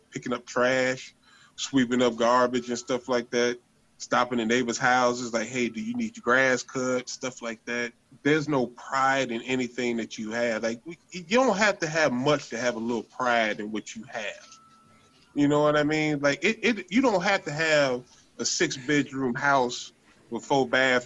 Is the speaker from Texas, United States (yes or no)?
no; Chicago, Illinois, United States; I grew up in West Pullman